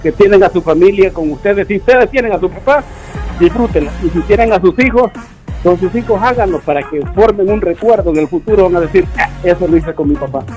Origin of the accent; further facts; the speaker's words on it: El Salvador; solo le tratamos de comer las letras ahí como buen salvadoreño.